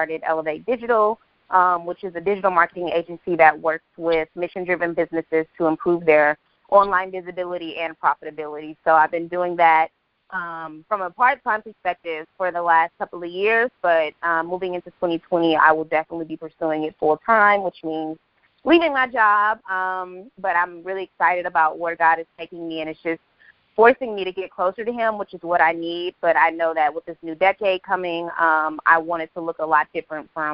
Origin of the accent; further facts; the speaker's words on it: Oakland, California, United States; moved away as an adult; also born or lived in Washington, D.C. / San Francisco; now in Texas, United States; I'm originally born and raised in Oakland, California